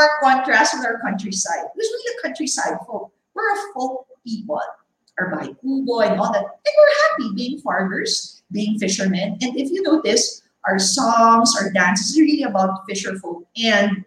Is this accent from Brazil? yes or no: no; Philippines; what are we Filipinos